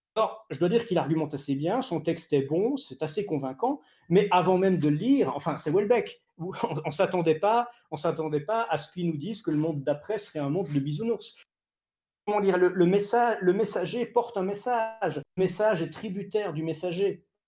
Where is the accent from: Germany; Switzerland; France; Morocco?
Switzerland; en tant que Suisse